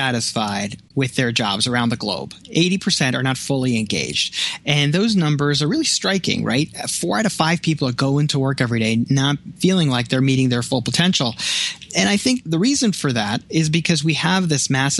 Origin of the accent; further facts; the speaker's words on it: New York City, New York, United States; now in Buffalo, United States; I grew up in Brooklyn